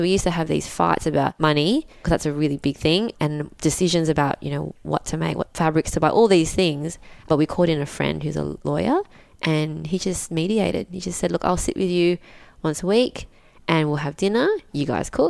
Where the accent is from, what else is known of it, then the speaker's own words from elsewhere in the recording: Malaysia; And then we'd been learning how to sew since we were very little because we're migrants from Malaysia.